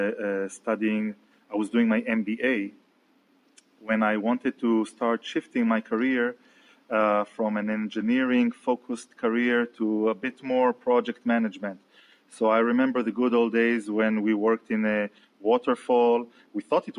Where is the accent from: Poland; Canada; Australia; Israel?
Israel; also born or lived in Tel Aviv; I'm from Israel, and I'm based out in Tel Aviv